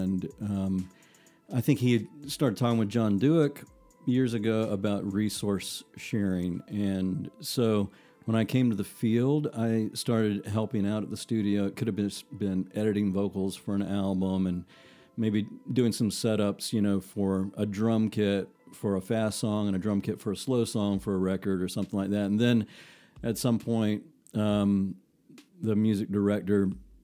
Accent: South Carolina, United States; accent: South Carolina

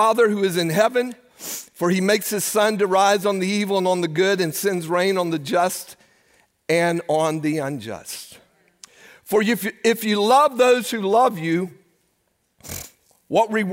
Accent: United States; As American Christians

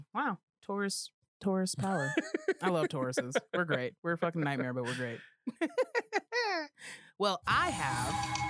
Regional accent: Colorado, United States; And I'm from Colorado, so I say all the letters in a word, unfortunately.

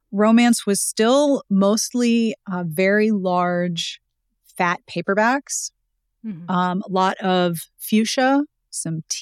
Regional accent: Pittsburgh, Pennsylvania, United States; Um, I was born and raised in Pittsburgh

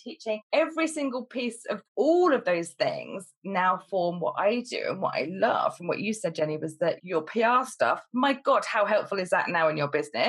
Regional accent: Cambridgeshire, East of England, United Kingdom; also born or lived in London; I moved back up to Cambridgeshire

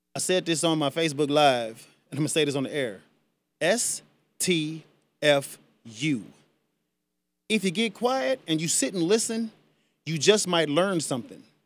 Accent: United States; I am an American citizen. I was born on this land

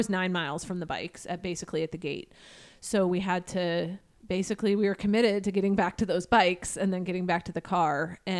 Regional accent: Everett, Washington, United States; from Everett, Washington.

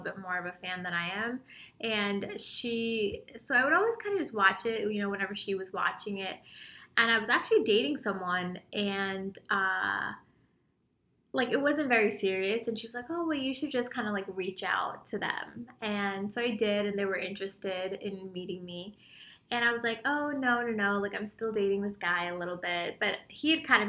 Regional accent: Utah, United States; I'm from Utah.

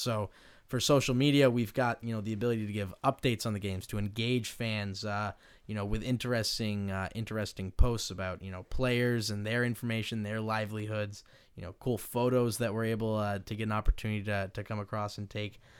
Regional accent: Maine, United States; moved away as an adult; now in Stockton, United States; I originally hail from Maine, uh, so a very long ways away, uh, and, you know, growing up in Maine

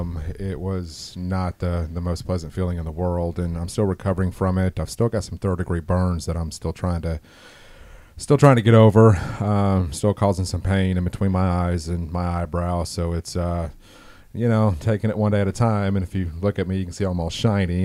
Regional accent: Orlando, Florida, United States; born and raised in East Orlando, Union Park

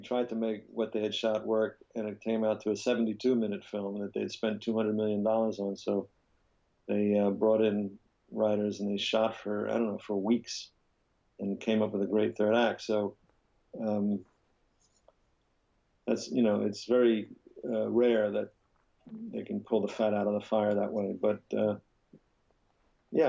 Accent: New York, United States; moved away as an adult; also born or lived in Paris; lived on the Upper West Side with a few years in Paris as a child, but most of my life was spent on the Upper West Side until I moved away in my 30s.

